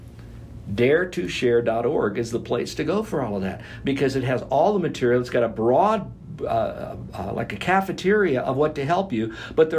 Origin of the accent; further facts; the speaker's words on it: Florida, United States; since I'm from Florida